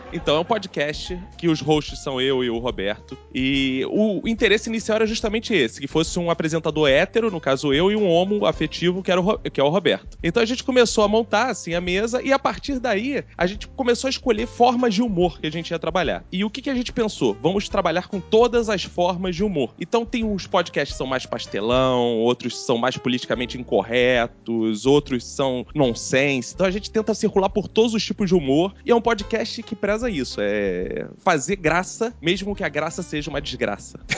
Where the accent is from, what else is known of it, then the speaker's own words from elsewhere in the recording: Rio de Janeiro, Brazil; eu nasci em Quintino